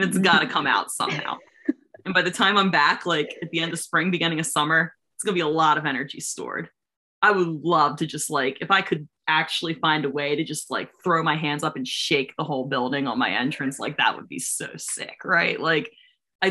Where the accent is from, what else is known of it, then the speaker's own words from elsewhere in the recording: Maryland, United States; being from Maryland, like there's not a lot of wrestling here